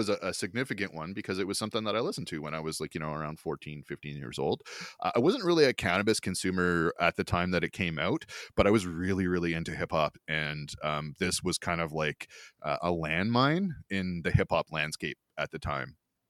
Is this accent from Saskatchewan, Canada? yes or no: no; Ontario, Canada; And where I grew up in Ontario, that was the difference between middle school and high school.